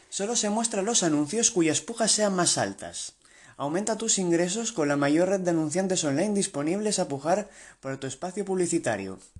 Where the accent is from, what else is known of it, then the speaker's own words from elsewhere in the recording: Spain; soy de España